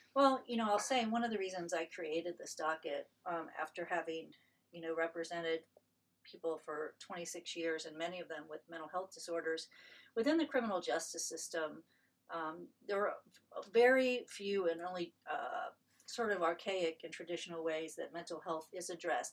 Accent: Marion, Ohio, United States; moved away as an adult; also born or lived in Columbus, Ohio; I came to Ohio State as an undergraduate from my hometown in Marion.

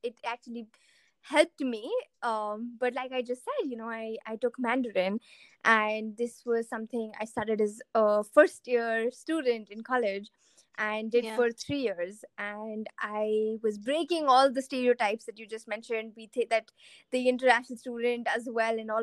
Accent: India; moved away; my identity as an Indian

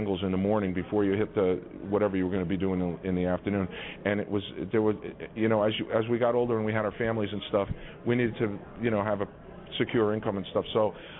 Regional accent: New York, United States; I grew up in New York.

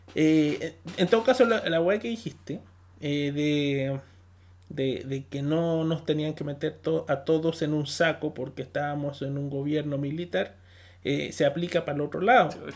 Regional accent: Chile

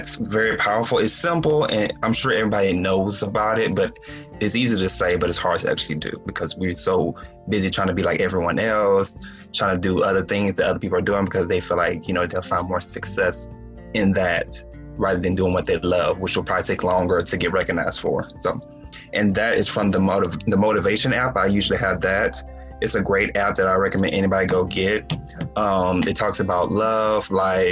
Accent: Houston, Texas, United States; I'm born and raised in Houston, Texas

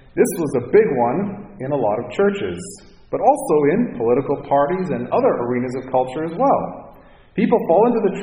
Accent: Minnesota, United States; now in Cupertino, United States; Herb Brooks grew up 45 minutes from my hometown. So there's a lot of Minnesota pride

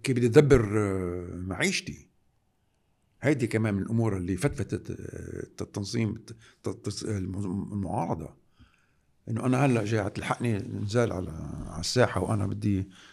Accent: Lebanon; نحن كلبنانيين

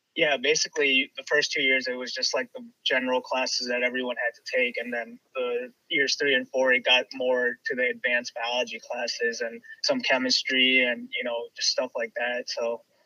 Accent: Chicago, Illinois, United States; moved away as an adult; now in Cleveland, United States; born and raised in Chicago.

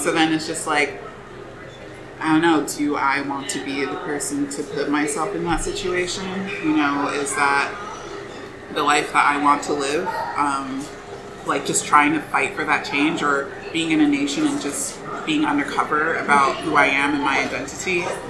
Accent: United States; I get to be born in the U.S.

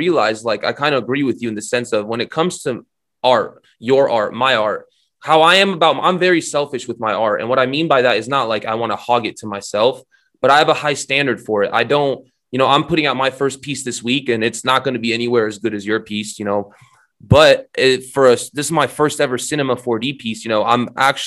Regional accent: Romania; I'm Romanian

